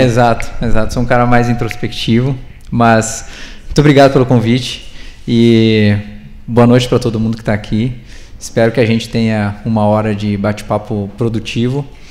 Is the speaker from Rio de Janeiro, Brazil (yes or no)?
no; Rio Grande do Sul, Brazil; moved away; also born or lived in Curitiba; Eu sou gaúcho